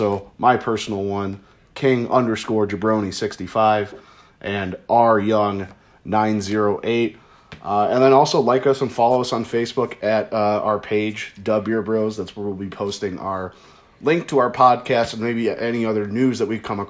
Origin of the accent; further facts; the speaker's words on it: Chicago, Illinois, United States; We're from Chicago